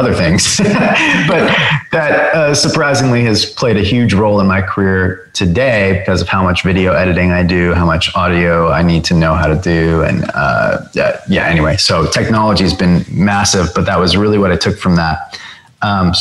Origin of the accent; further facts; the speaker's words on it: Long Island, New York, United States; growing up on Long Island